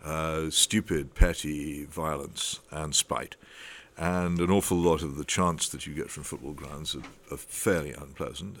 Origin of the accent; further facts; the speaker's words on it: United Kingdom; we are a terribly class-ridden country